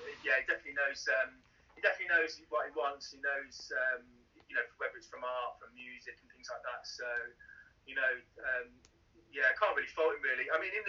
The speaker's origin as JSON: {"language": "English", "town": "Birmingham", "region": "West Midlands", "country": "United Kingdom", "tie": "born or raised there", "said": "So I lived when I was really young. I lived in Solihull for a little bit, and then we moved to, my parents bought a pub, which would be on Hur Street now."}